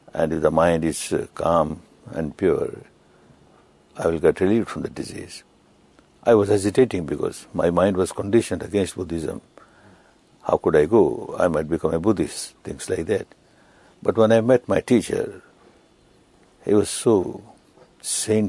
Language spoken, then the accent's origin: English; Myanmar; I was born in Burma, which is Myanmar now